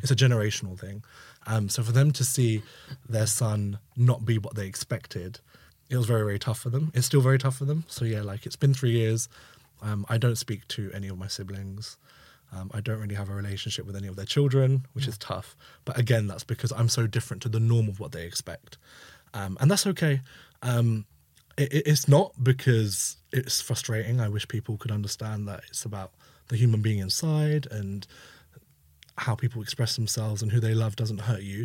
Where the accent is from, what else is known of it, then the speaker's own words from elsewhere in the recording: London, United Kingdom; growing up in East London